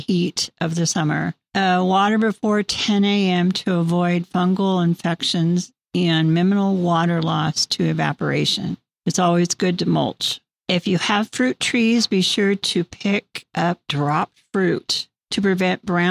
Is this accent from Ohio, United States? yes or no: no; Colusa, California, United States; I was born and raised in Colusa